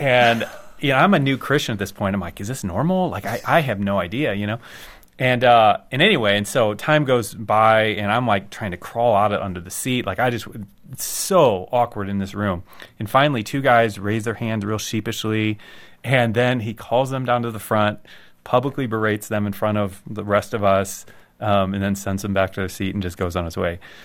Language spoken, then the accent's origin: English; United States; I'm an American